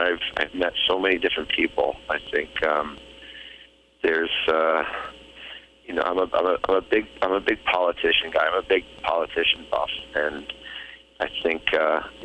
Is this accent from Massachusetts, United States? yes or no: yes; Boston, Massachusetts, United States; growing up in Boston